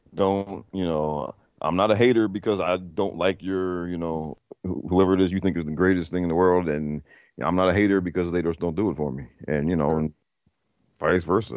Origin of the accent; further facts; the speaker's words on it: Prince George's County, Maryland, United States; I grew up in Maryland in PG County